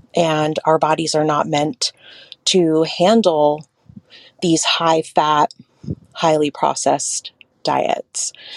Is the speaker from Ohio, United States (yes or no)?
no; Hoopa Valley Indian Reservation, California, United States; now in Bay Area, United States; I'm Karuk and I grew up in the Hoopa Valley Indian Reservation, and I am currently on Hoiman Coast Miwok territory in the Bay Area.